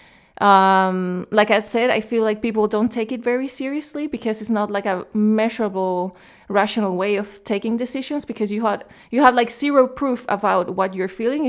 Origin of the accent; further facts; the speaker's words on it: Chile; moved away as an adult; also born or lived in Germany / Cologne, Germany / Berlin, Germany / London, United Kingdom; now in United Kingdom; I grew up in Chile